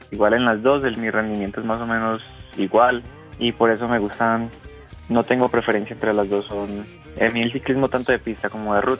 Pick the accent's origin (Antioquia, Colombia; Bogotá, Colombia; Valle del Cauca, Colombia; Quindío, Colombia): Antioquia, Colombia; Medellín; Eh, no, yo soy de Medellín.